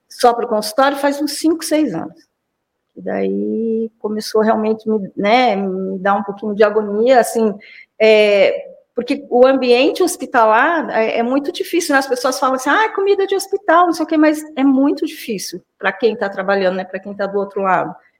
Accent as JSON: {"language": "Portuguese", "town": "São Roque", "region": "São Paulo", "country": "Brazil", "also_born_or_lived": "Campinas", "said": "eu não saí de São Roque, né? Fiquei dire... me formei, morei em Campinas na, na época da graduação e voltei para São Roque."}